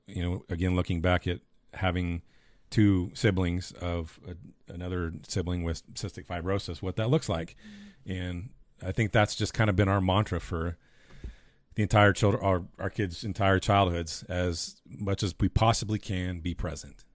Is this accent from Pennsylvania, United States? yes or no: no; Taft or Bakersfield, California, United States; moved away as an adult; now in Texas, United States; growing up in Taft or Bakersfield